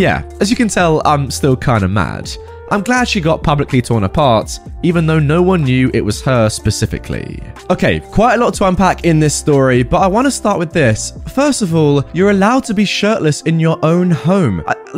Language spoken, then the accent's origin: English; Spain; first language Catalan; English is a second language; are Catalan and Spanish, but until I was like 18 years old, I barely used Spanish outside of school. So my Spanish accent is, let's say, weird.